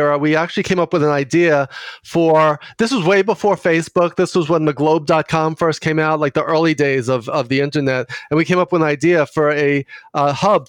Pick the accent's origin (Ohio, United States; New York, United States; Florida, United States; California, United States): New York, United States; New York City; accent: Queens accent; I grew up in Queens with my grandparents on both sides, both in Queens